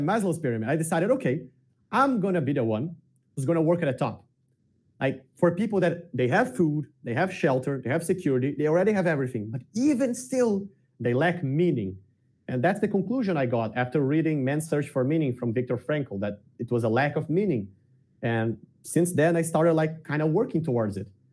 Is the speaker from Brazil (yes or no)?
yes; Porto Alegre, Rio Grande do Sul, Brazil; I grew up in the south of Brazil, in the southest state of Brazil, which is Rio Grande do Sul, in the capital, Porto Alegre